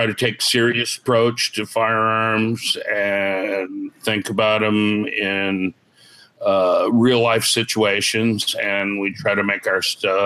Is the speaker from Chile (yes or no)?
no; California, United States; moved away as an adult; now in Illinois, United States; I was originally from California